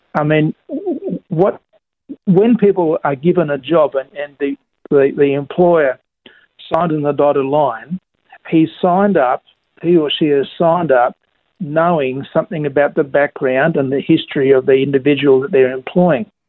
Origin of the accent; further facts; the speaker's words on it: Queensland, Australia; I'm, I'm a Queenslander. I'm not a, I'm not a Melbourneian